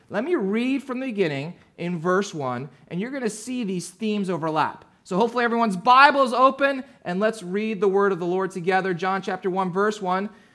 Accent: New Jersey, United States; I grew up down in, uh, South Jersey

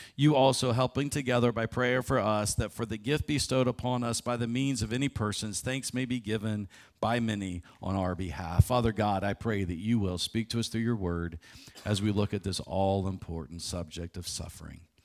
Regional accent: Morgantown, West Virginia, United States; I get to run a marathon in my hometown

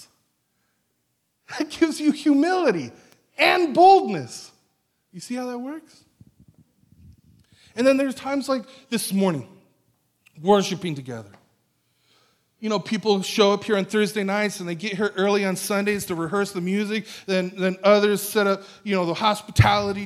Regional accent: National City, California, United States; now in Escondido, United States; I'm from National City

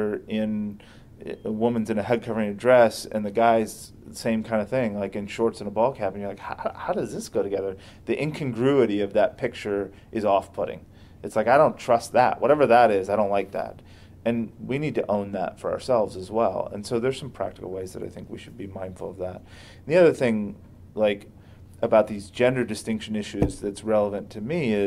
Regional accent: United States; first language English; I was raised in America

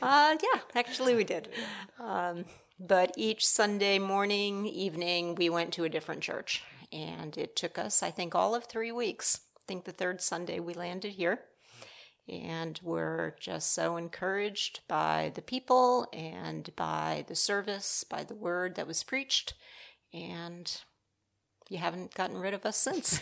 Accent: Rhode Island, United States; moved away as an adult; also born or lived in Michigan; I'm actually a transplant from the Northeast. Uh, my husband's from New Jersey, I'm from Rhode Island.

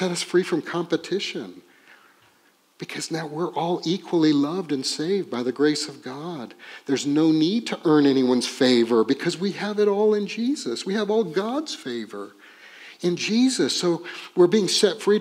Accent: Texas, United States; And we're from Texas

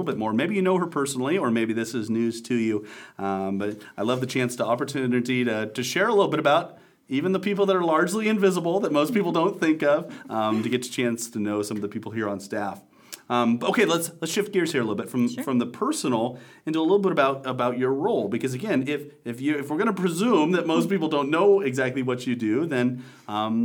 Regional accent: Nebraska, United States; As a person from small town Nebraska myself

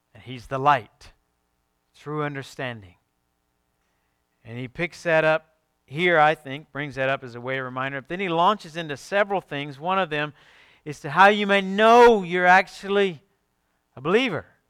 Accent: Alabama, United States; I'm from Alabama.

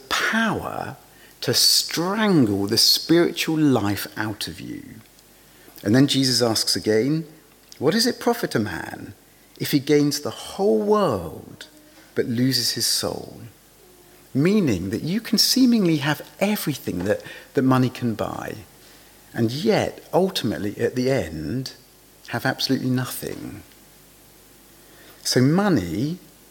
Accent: England, United Kingdom; being English, I was brought up to believe that there are some things that polite people never talk about

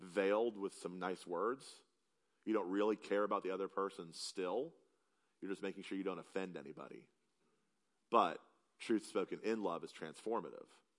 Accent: South Carolina, United States; moved away; I'm from South Carolina

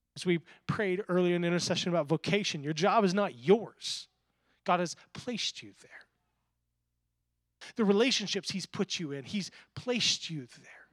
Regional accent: the Bible Belt, United States; I grew up in the Bible Belt

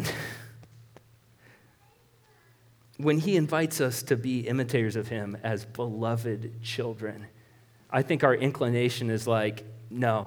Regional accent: Marshalltown, Iowa, United States; I was born in Marshalltown Hospital. That's where I was born.

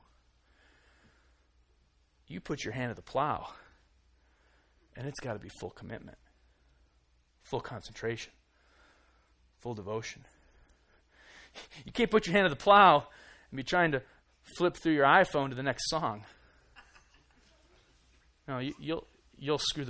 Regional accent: Iowa, United States; I grew up in Iowa

